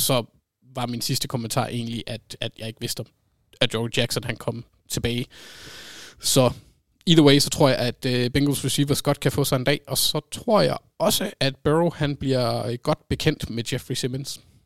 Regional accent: North Jutland, North Denmark Region, Denmark; Jeg er fra Nordjylland

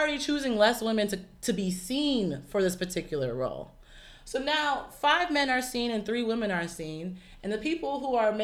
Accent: United States; born or raised there

